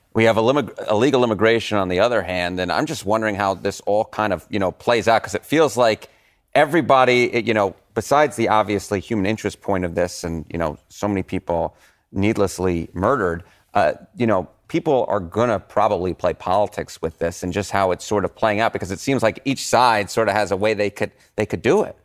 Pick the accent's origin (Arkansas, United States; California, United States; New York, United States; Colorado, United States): New York, United States; accent: thick New York; I have this thick New York accent